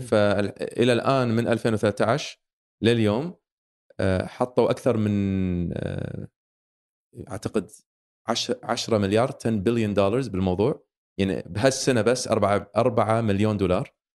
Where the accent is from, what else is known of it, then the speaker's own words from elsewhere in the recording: Kuwait; عندنا بالكويت